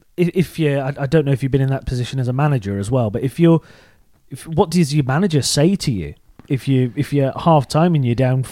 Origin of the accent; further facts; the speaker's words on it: Shrewsbury, West Midlands, United Kingdom; moved away; Shrewsbury, originally